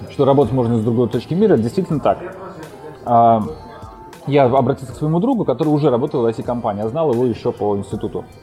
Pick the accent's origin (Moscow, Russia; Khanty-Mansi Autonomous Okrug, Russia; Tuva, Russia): Moscow, Russia; now in Saint Petersburg, Russia; Я сам вообще из Москвы, но уже три года живу в Питере. Поэтому всем, кто меня спрашивает, на самом деле говорю, что я из Питера.